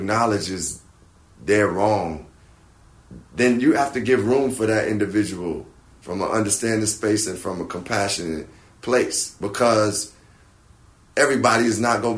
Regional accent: Chicago, Illinois, United States; I'm a black man from Chicago

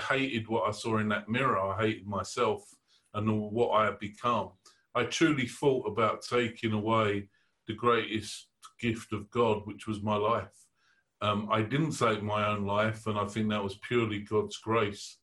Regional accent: London, United Kingdom; I was born in the East End of London

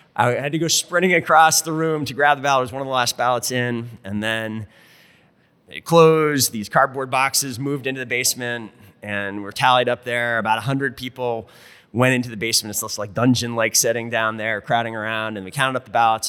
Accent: rural Vermont, United States; also born or lived in Burlington, Vermont; I was born and raised in Vermont, but I was born and raised in rural Vermont

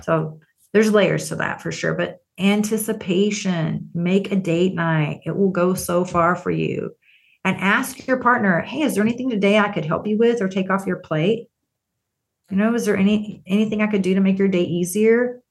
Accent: Texas, United States; I grew up in Texas

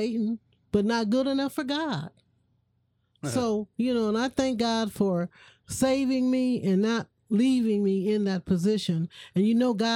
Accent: Toledo, Ohio, United States; I'm originally from Toledo, Ohio

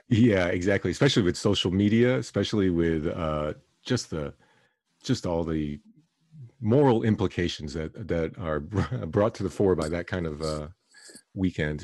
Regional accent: Miami, Florida, United States; I was growing up in Miami

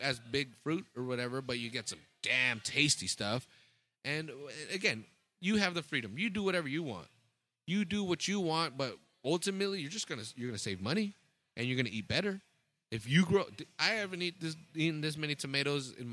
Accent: Salinas Valley, California, United States; We're from Salinas Valley. We're from the salad bowl of the world, of the country

